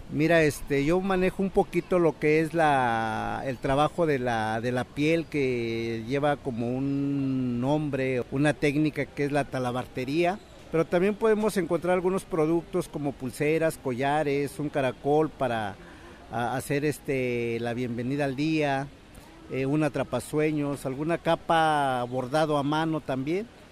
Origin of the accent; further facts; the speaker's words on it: northern State of Mexico, Mexico; first language Mazahua; Spanish is a second language; also born or lived in Guadalajara, Jalisco; Soy originario del Estado de México, norte del Estado de México